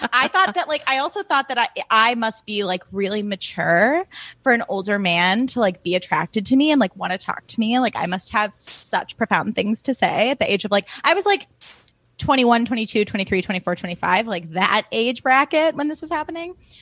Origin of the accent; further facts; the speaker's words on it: Highland Park, Illinois, United States; growing up in Highland Park, Illinois